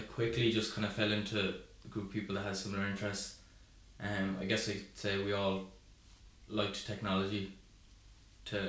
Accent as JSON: {"language": "English", "town": "Cork", "region": "Munster", "country": "Ireland", "tie": "born or raised there", "said": "I'm from Cork. Went to school in Cork, college in Cork"}